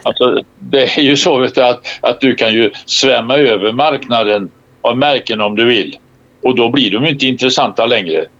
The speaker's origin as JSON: {"language": "Swedish", "country": "Sweden", "said": "som svensk scout"}